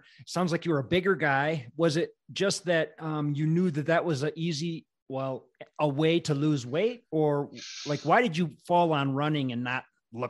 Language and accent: English; Wisconsin, United States; I grew up in Wisconsin